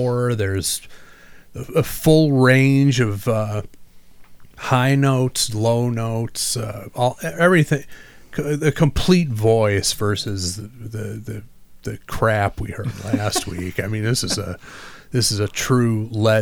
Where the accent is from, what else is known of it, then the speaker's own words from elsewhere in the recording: Detroit, Michigan, United States; coming from Detroit, born and raised there, lived there till I was 12. Moved to the moved a grand total of 8 blocks into a suburb of Detroit.